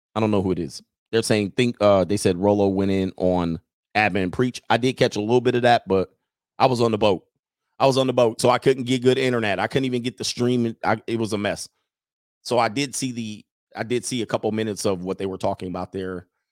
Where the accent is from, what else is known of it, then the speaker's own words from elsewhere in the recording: Southern California, United States; moved away as an adult; now in Italy; I grew up in Southern California